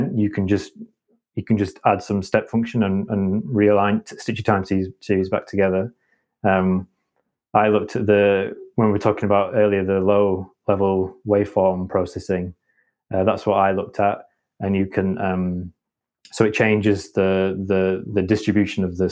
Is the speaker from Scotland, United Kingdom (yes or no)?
no; Halifax, Yorkshire and the Humber, United Kingdom; now in Leeds, United Kingdom; And I'm from West Yorkshire. I'm a bit of a home bird, so I grew up in Halifax, which is not too far away, and I didn't move too far away.